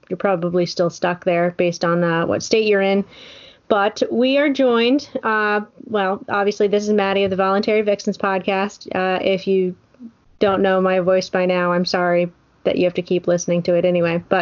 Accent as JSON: {"language": "English", "region": "Oregon", "country": "United States", "said": "I'm from Oregon."}